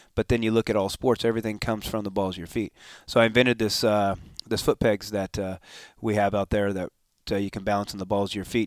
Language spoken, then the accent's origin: English; Escondido, California, United States; also born or lived in Temecula, California / Encinitas, California; I was born and raised in Escondido.